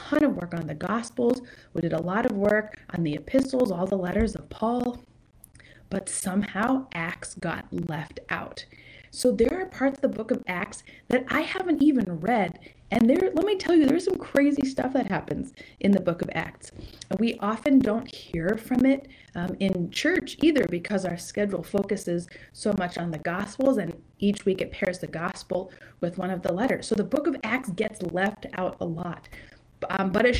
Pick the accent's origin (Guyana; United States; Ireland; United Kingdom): United States; San Juan Islands, Washington; I grew up in the San Juan Islands